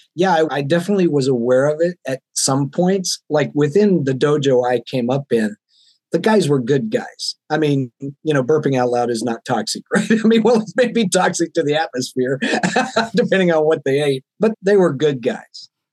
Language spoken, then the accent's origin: English; the South, United States; now in Seattle, United States; I grew up in the South in the Bible Belt where gender roles were very defined